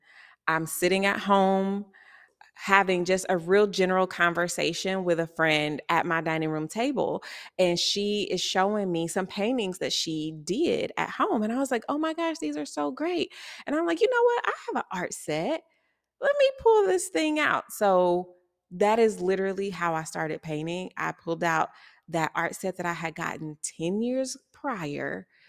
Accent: Kansas City, Missouri, United States; also born or lived in Texas; I am, like Nikita just said, a visual artist here in Kansas City. I was born in Texas, raised here in Kansas City.

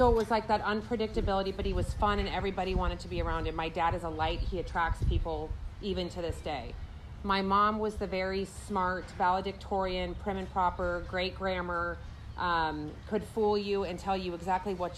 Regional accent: Des Moines, Iowa, United States; moved away as an adult; also born or lived in Florida; I was raised in Iowa with a mom, dad, and I was an only child for 6 years.

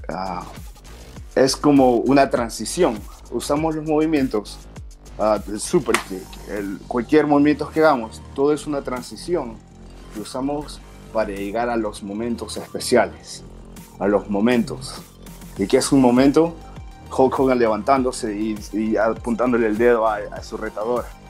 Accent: Peru; now in United States; soy de Perú

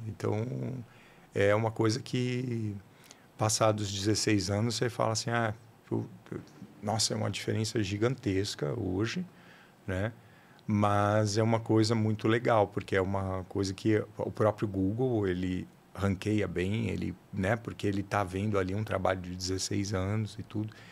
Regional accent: São Paulo, Brazil; Eu sou de uma, de um, aqui de São Paulo mesmo

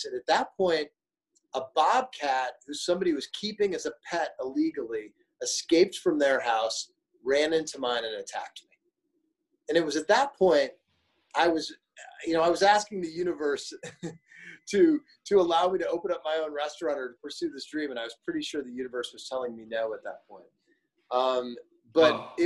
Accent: Springfield, Illinois, United States; moved away; also born or lived in Flint, Michigan / Chicago; I grew up in Springfield, Illinois

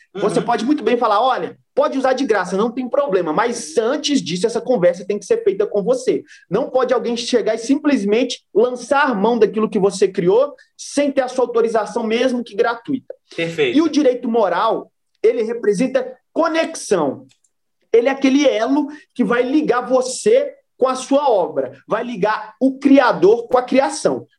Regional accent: Brazil

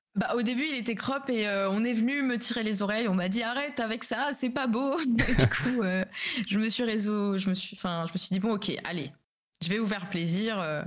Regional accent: Alsace, Grand Est, France; je viens d'Alsace

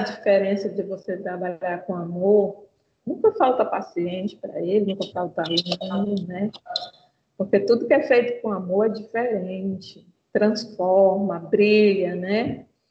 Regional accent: Rio Branco, Acre, Brazil; eu sou de Rio Branco, Acre

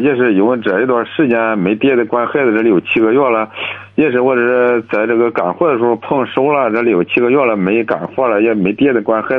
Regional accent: Liaocheng, Shandong, China; 我是聊城的。

